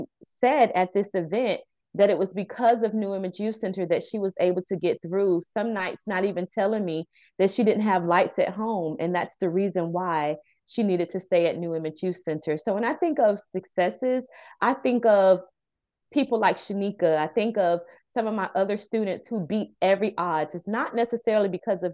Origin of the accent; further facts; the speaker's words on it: Maitland, Florida, United States; I'm not from Paramore. I was raised in Maitland